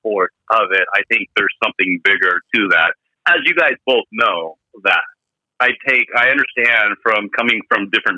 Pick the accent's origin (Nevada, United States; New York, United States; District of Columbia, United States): Nevada, United States; Las Vegas; moved away as an adult; now in Santa Barbara, United States; I grew up in Vegas, born and raised in Vegas. And then now in Santa Barbara since I was 23.